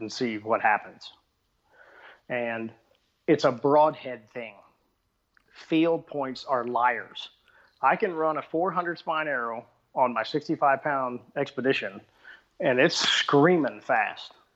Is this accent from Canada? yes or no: no; Texas, United States; I'm from Texas